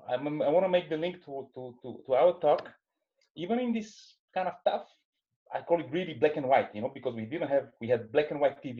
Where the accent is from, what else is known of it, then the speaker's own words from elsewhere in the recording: Sofia, Sofia City, Bulgaria; originally, I come from uh, Bulgaria. Um, you know, uh, from Sofia, Bulgaria. That's uh, you know the southern easternmost part of Europe. That's next to um, you know more famous countries like Greece and Turkey. These are our our neighbors.